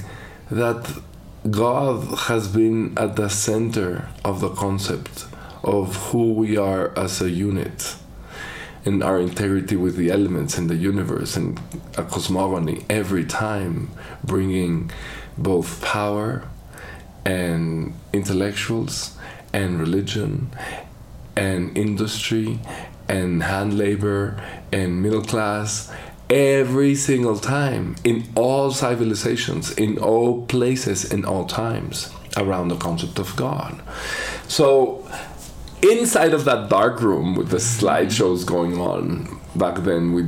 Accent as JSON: {"language": "English", "region": "Mexico City", "country": "Mexico", "tie": "born or raised there", "said": "I was born here in Mexico City."}